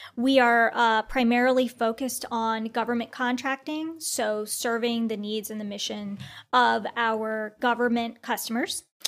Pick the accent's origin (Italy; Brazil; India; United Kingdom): India; I'm Indian, so as an Indian